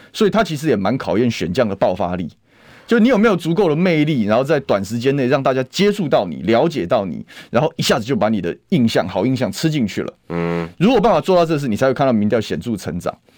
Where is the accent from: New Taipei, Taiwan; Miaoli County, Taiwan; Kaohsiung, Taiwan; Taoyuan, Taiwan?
Taoyuan, Taiwan; 算非常土生土长的桃园人啊